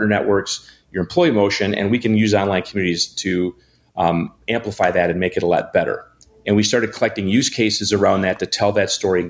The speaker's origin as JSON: {"language": "English", "town": "Janesville", "region": "Wisconsin", "country": "United States", "tie": "born or raised there", "lives_now": "Milwaukee, United States", "said": "I'm a Wisconsinite, born and bred. I grew up in Janesville."}